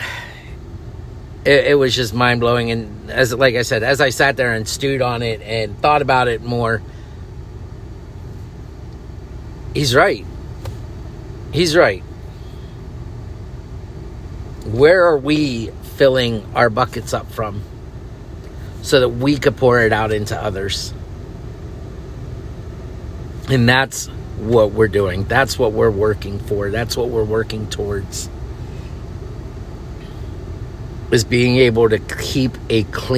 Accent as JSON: {"language": "English", "region": "Northeast", "country": "United States", "tie": "born or raised there", "moved": "yes", "said": "I grew up in Northeast region"}